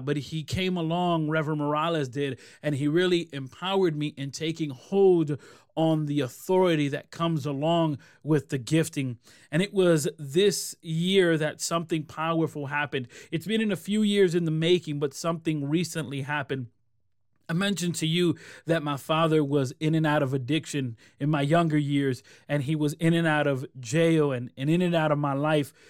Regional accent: Rochester, New York, United States; also born or lived in Puerto Rico; I moved from Rochester where I'm born and raised to Puerto Rico

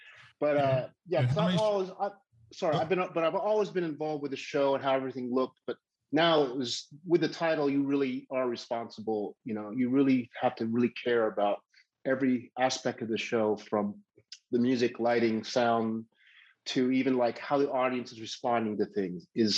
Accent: Midwest, United States; You know, growing up in the Midwest, 90% humidity at 78 degrees is still not comfortable.

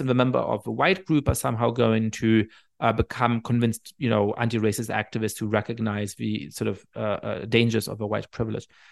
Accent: Germany; I ended up growing up in Germany

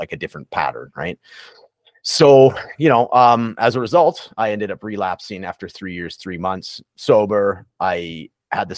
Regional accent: Prince George, British Columbia, Canada; accent: Canadian; moved away; also born or lived in Edmonton; it's my hometown, the Prince George

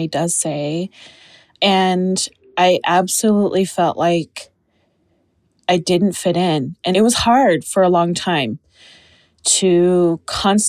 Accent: Utah, United States; I was born and raised in Utah

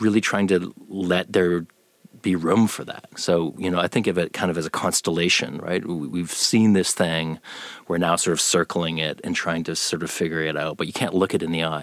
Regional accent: Canada; moved away as an adult; now in Austin, United States; I'm from Canada

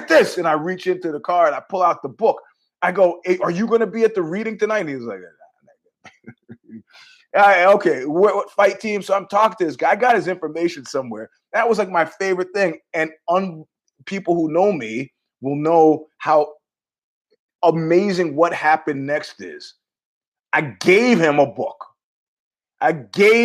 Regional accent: United States; I'm an American

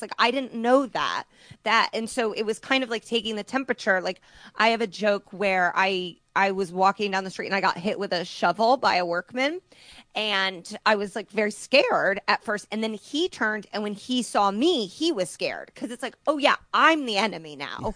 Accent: Indiana, United States; moved away; I'm from Indiana

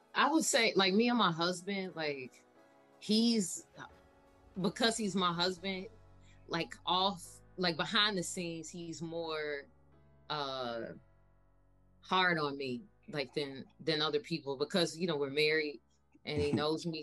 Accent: Chicago, Illinois, United States; born and raised in Chicago on the South Side

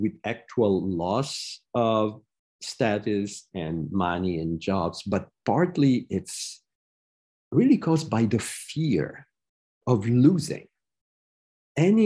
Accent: Rome, Lazio, Italy; now in United States; I was born in Rome, studied all over the world. Now I'm a professor in the US

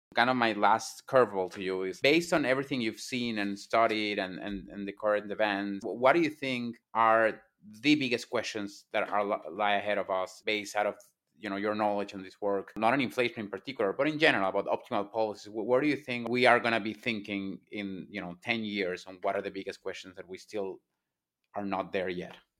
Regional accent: Venezuela; moved away; I was raised in Venezuela

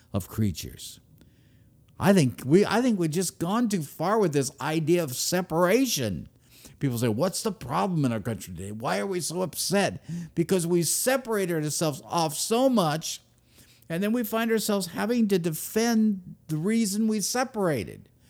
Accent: United States; I am an American

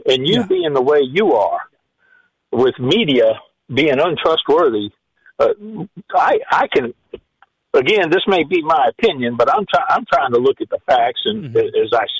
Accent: Mississippi, United States; now in Lafayette, United States; I'm a transplant from Mississippi. I really love Lafayette.

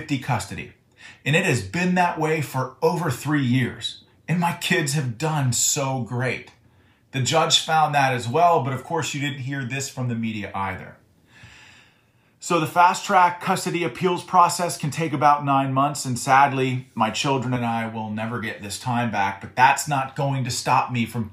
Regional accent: Butler County, Pennsylvania, United States; my hometown in Butler County, Pennsylvania

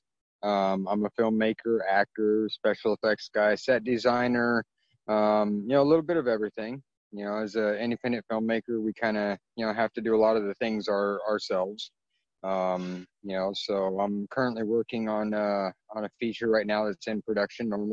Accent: California, United States; in 1977, when I was born, you know, I'm half Filipino, and my biological father's race on my birth certificate is listed as yellow number six, because California back in the, you know, in the mid 70s

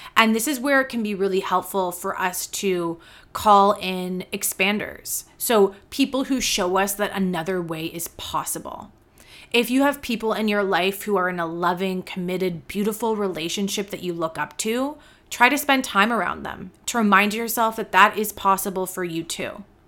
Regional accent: Canada; I am a Canadian yoga teacher and mentor

